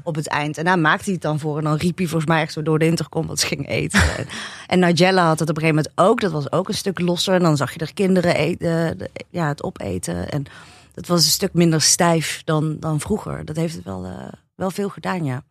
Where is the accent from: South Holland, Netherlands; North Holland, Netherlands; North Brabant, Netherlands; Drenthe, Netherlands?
North Brabant, Netherlands; ik ben in Brabant opgegroeid